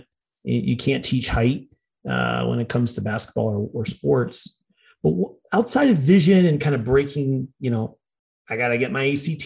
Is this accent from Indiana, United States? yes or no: yes; Indiana, United States; I come from Indiana, where basketball's religion